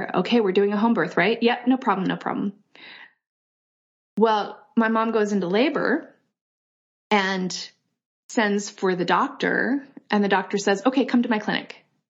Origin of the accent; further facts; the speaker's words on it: Kyoto, Japan; born there; I was born in Kyoto, Japan in 1978. And my parents were hippies. They're both from Europe.